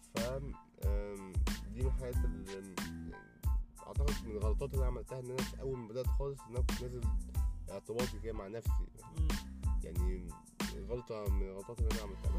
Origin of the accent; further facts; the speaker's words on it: Egypt; عندنا في مصر